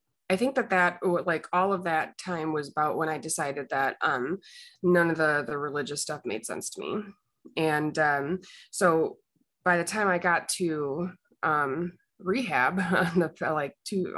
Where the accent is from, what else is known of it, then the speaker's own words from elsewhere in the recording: Illinois, United States; I grew up in the Midwest in a small town in Illinois